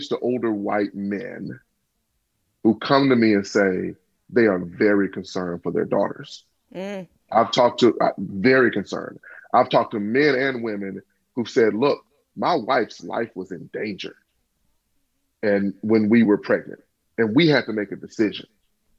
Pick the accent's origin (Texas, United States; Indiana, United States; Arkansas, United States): Arkansas, United States; Pine Bluff; my hometown of Pine Bluff